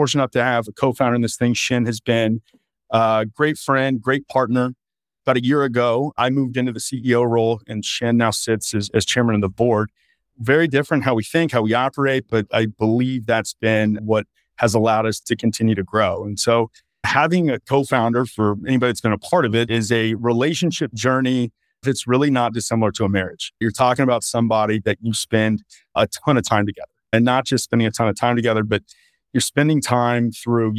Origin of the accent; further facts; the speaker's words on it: Texas, United States; I'm a native Texan. I grew up here in Texas